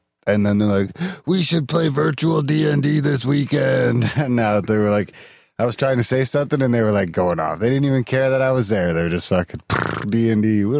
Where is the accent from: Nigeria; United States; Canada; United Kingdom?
Canada